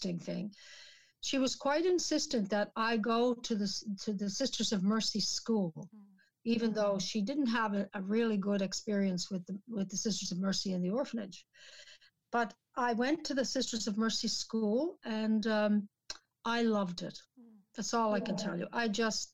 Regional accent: St. John's, Newfoundland and Labrador, Canada; moved away; we actually lived in the city in St. John's

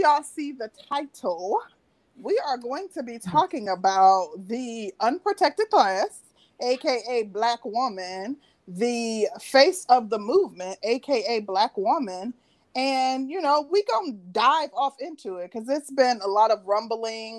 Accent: Midwest, United States; I'm from the Midwest

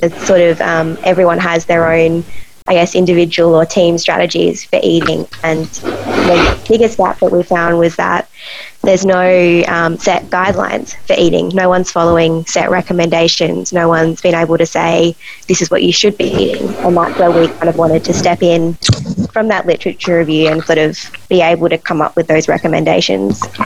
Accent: Adelaide, South Australia, Australia; I was um, born Adelaide and all through high school in Adelaide, and then um, did psychology at uni here

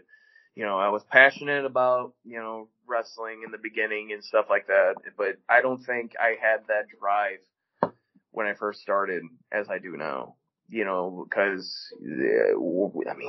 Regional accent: Chicago, Illinois, United States; moved away as an adult; now in St. Louis, United States; I was born and raised in Chicago. I lived in Chicago until I was 19

